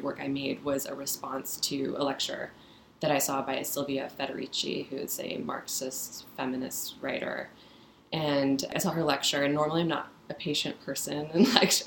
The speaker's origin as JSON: {"language": "English", "region": "Midwest", "country": "United States", "tie": "born or raised there", "also_born_or_lived": "San Francisco, California", "moved": "yes", "said": "I was born in San Francisco, but mostly raised in the Midwest"}